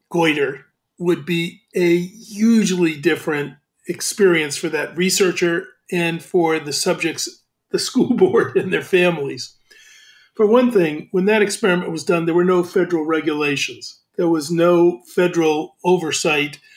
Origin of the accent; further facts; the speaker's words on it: Hackensack, New Jersey, United States; born there; I was born in Hackensack, New Jersey on November 10, 1916.